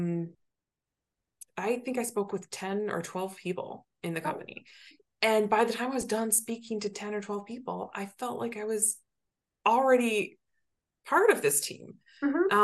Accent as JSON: {"language": "English", "region": "Southwest Michigan", "country": "United States", "tie": "born or raised there", "also_born_or_lived": "Chicago", "moved": "yes", "said": "my hometown in Southwest Michigan"}